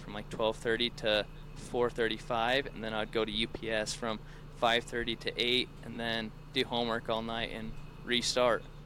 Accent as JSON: {"language": "English", "town": "Salina", "region": "Utah", "country": "United States", "lives_now": "Redmond, United States", "said": "I'm from Central Utah, um, Salina to be exact, but now I live in Redmond, which is like two minutes um, north"}